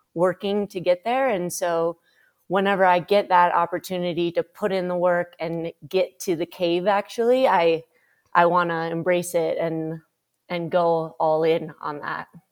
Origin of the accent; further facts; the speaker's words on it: Minnesota, United States; I grew up in Minnesota